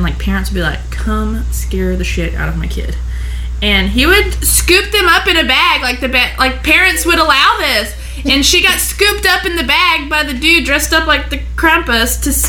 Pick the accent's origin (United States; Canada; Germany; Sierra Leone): United States; Georgia; I grew up here in a multicultural family